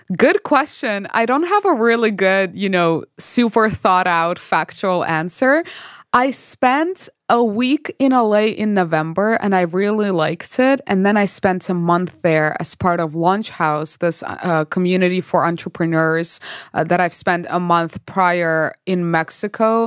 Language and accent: English; Belarus; moved away as an adult; also born or lived in Canada; now in Los Angeles, United States; I'm originally from Belarus, went to Canada to study chemical engineering.